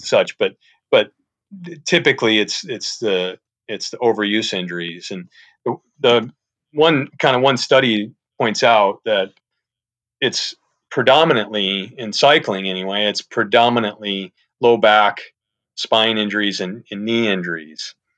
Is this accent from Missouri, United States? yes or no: yes; St. Louis, Missouri, United States; moved away as an adult; I'm from the Saint Louis area, went to Saint Louis University